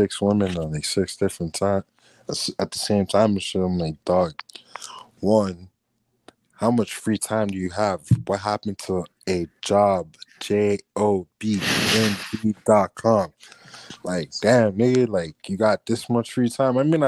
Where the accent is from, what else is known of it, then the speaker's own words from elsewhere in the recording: Dade County, Florida, United States; I'm from Dade County, Florida.